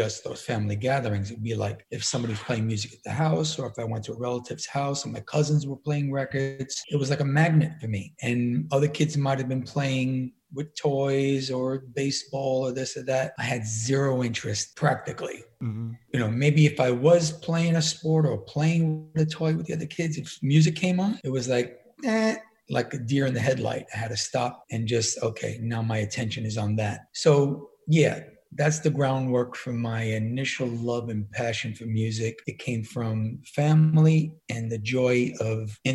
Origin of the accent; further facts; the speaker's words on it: New York City, New York, United States; also born or lived in Miami; I came from a pretty typical American-Italian family in Brooklyn